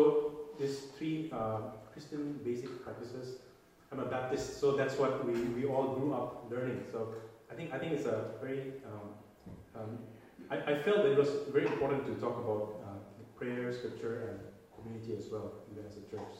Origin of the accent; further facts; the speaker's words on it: India; moved away; I'm from India